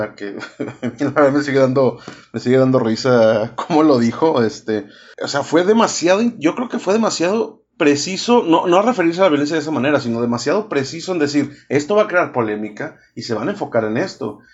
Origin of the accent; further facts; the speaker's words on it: Monterrey, Nuevo León, Mexico; Yo soy el regio